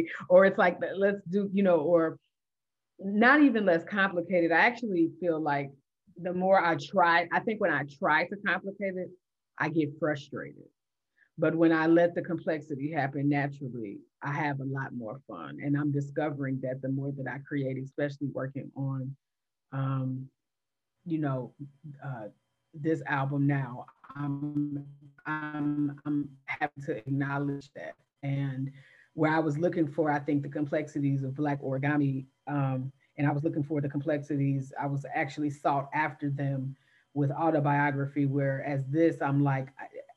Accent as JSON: {"language": "English", "town": "Gary", "region": "Indiana", "country": "United States", "tie": "born or raised there", "said": "having grown up in Gary"}